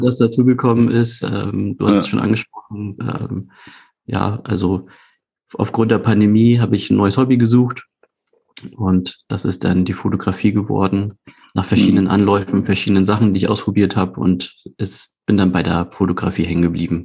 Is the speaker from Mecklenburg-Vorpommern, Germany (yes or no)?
no; Hamburg, Germany; ich komme aus Hamburg, gebürtiger Hamburger, lebe und arbeite dort